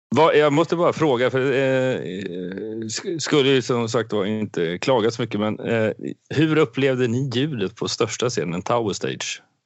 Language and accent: Swedish; Sweden